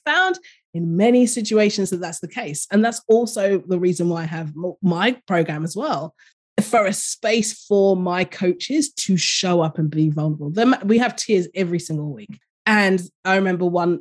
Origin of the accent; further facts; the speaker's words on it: London, United Kingdom; moved away as an adult; now in Australia; I grew up in London